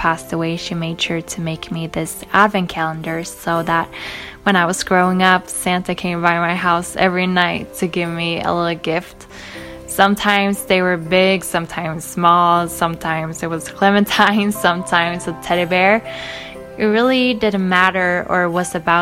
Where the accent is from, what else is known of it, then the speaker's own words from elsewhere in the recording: Sweden; I'm from Sweden.